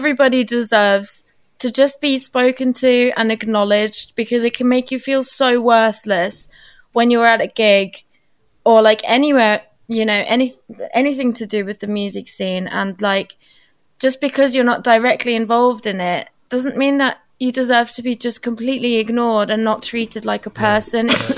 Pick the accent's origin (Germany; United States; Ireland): Germany; now in United Kingdom; I'm half Portuguese, half Turkish, and that like I grew up in Germany